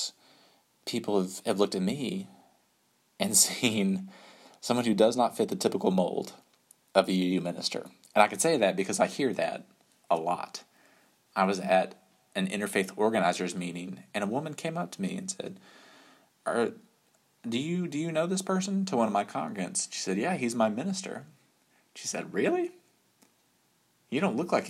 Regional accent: West Texas, United States; moved away as an adult; also born or lived in Virginia; growing up in Texas

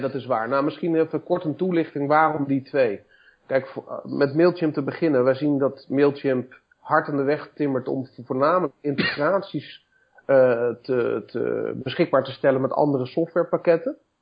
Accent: Woudenberg, Utrecht, Netherlands; also born or lived in Amersfoort / Leusden; geboren in Amersfoort, getogen in Woudenberg

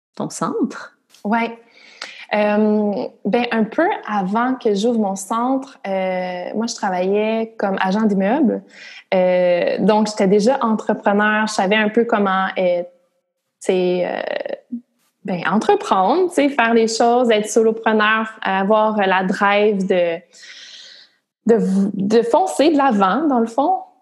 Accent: Gatineau, Quebec, Canada; je viens de Gatineau, puis dans la région de d'Outaouais, tout le monde travaille au gouvernement

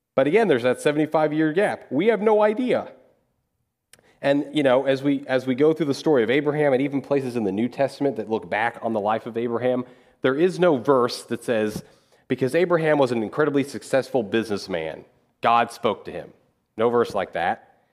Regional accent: Dodge City, Kansas, United States; moved away as an adult; also born or lived in Missouri / Louisville; I'm from Dodge City, Kansas

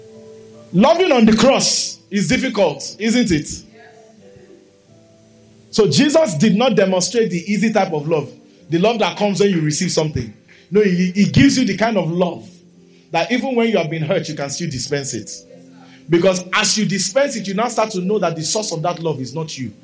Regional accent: Nigeria; I'm a Nigerian. My passport, my tongue, my birth, my name

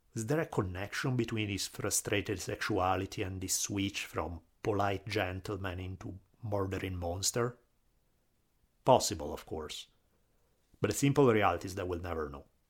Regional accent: Italy; accent: Italian; my Italian accent

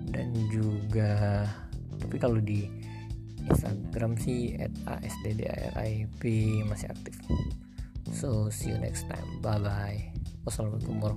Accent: Palembang, South Sumatra, Indonesia; Palembang itu ada berapa ribu, belas ribu pengangguran

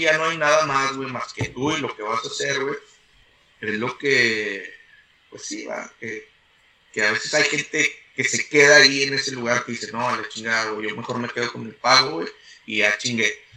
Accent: San Nicolás de los Garza, Nuevo León, Mexico; moved away as an adult; now in United States; nací en San Nicolás de los Garza el 14 de octubre del 87

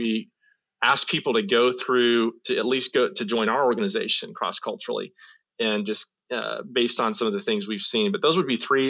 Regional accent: United States; moved away; as an American

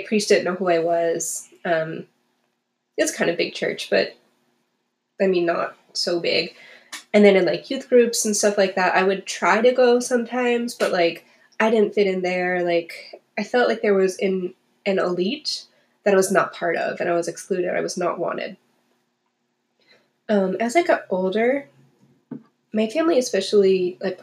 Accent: New England, United States; We like grew up going to church. We went every Sunday, and it was a priority for my family, which was cool, and I think taught me a lot. But we were very like New England-y

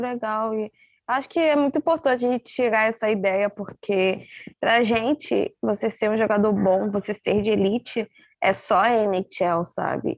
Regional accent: Brazil; a gente, como brasileiras

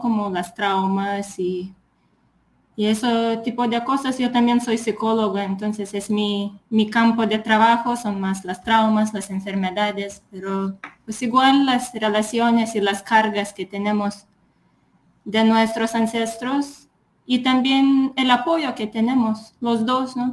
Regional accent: Lithuania; Spanish is a second language; moved away; Pues soy de Lituania

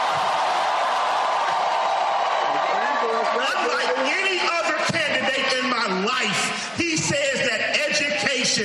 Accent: Atlanta, Georgia, United States; I am from Atlanta, Georgia

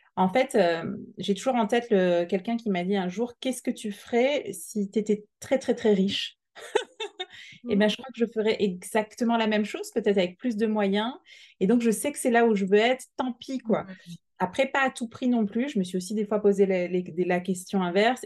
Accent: Alsace, Grand Est, France; now in Montpellier, France; on est plutôt originaire du Nord, on vient d'Alsace avec euh, mon mari

